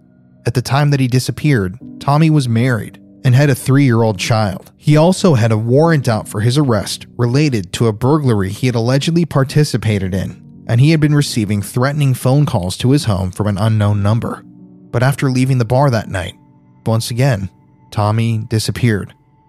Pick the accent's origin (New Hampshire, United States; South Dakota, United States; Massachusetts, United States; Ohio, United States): South Dakota, United States; South Dakota, my home state.